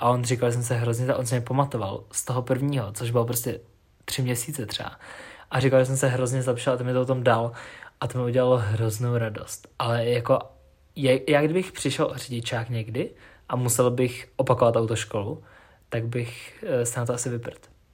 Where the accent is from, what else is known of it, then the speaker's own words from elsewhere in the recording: Ústí nad Labem, Ústí nad Labem Region, Czechia; u nás v Ústí